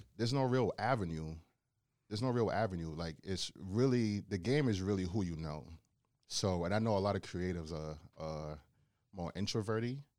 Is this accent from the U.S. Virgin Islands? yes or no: yes; Charlotte Amalie, U.S. Virgin Islands; also born or lived in Bronx, New York / Brooklyn, New York; now in Cleveland, United States; I was raised in the Virgin Islands for eight years